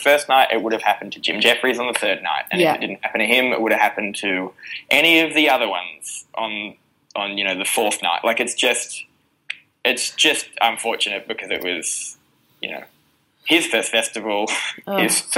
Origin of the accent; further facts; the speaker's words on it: Newcastle, New South Wales, Australia; I grew up in Newcastle, and so the gigs that I started doing were in, you know, pubs with NRL players sitting in them